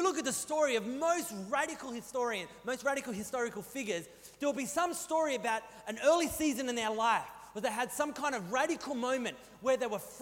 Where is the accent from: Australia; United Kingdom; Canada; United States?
Australia; New South Wales; moved away; I grew up in New South Wales, and I got no problem taking the mick out of Welshmen because I grew up in primary school in New South Wales in the 90s